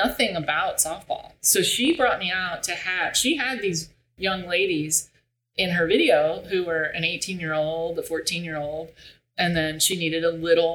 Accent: Bartow, Florida, United States; I grew up, we're from Central Florida. Dot was born in Central Florida. I was born in Central Florida

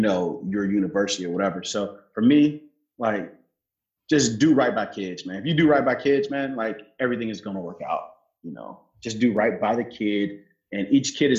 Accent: Chicago, Illinois, United States; accent: Southsider from Chicago; I talk like I'm a Southsider from Chicago

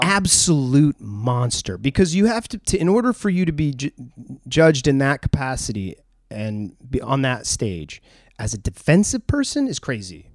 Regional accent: New England, United States; growing up in New England

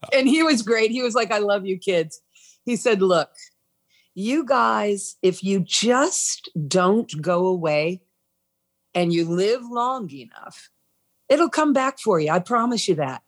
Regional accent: New England, United States; I'm from New England, the land of Christmas

